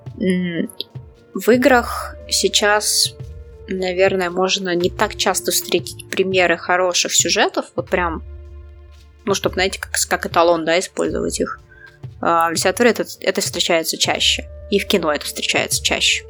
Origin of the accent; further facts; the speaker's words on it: Saint Petersburg, Russia; я из Питера